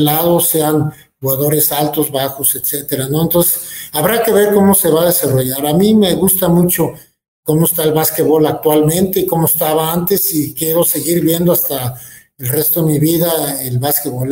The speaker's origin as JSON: {"language": "Spanish", "town": "Guadalajara", "region": "Jalisco", "country": "Mexico", "moved": "as an adult", "lives_now": "Querétaro, Mexico", "said": "Soy jalisciense, a mucha honra, no niego la cruz de mi parroquia"}